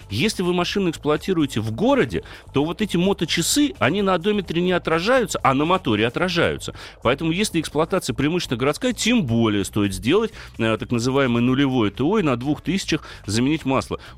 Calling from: Omsk, Omsk Oblast, Russia; я вообще из Омска звоню, из Сибири. То есть у нас здесь преимущественно праворукие машины

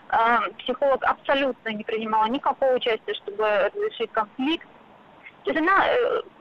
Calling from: Moscow, Russia; А, я из Москвы

